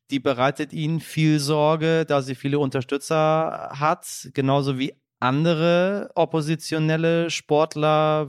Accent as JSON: {"language": "German", "country": "Iran", "said": "in meinem Heimatland, im Iran"}